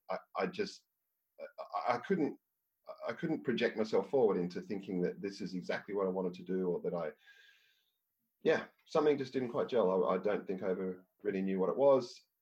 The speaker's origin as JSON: {"language": "English", "country": "Australia", "said": "I was from Australia"}